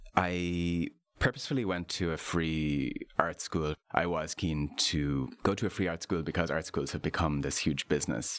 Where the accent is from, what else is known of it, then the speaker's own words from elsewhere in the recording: Ireland; I'm an Irish artist and lapsed architect.